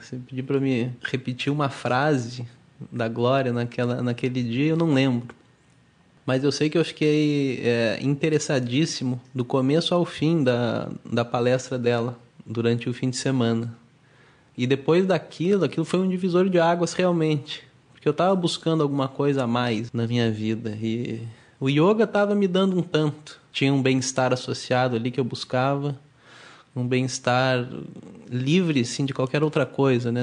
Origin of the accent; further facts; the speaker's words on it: Curitiba, Paraná, Brazil; moved away as an adult; now in Rio de Janeiro, Brazil; Hoje eu trabalho aqui no instituto no Rio de Janeiro, mas eu sou de Curitiba